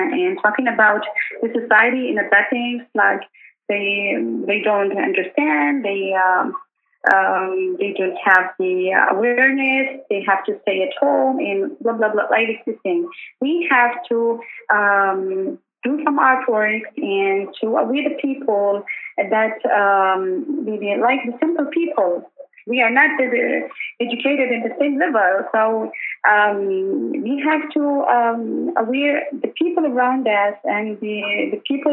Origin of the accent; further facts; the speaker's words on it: Yemen; accent: northern Yemeni (not southern); they knew my accent that I'm not. I'm not from the south